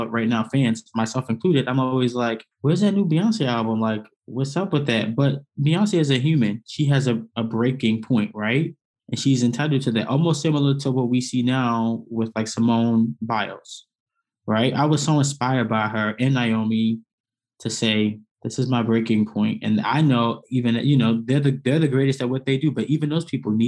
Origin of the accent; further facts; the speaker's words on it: New York City, New York, United States; moved away as an adult; also born or lived in Atlanta, Georgia / Bloomington, Indiana; Born and raised in Brooklyn, New York